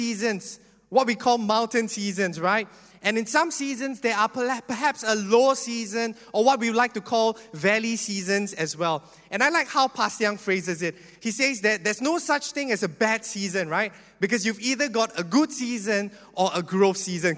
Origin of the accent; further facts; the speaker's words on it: Singapore; I'm a typical Singaporean that grew up in the education